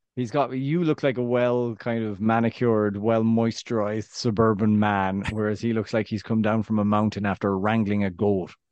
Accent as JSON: {"language": "English", "region": "west of Ireland", "country": "Ireland", "accent": "West of Ireland Irish", "said": "I've got my Irish accent, my West of Ireland Irish accent."}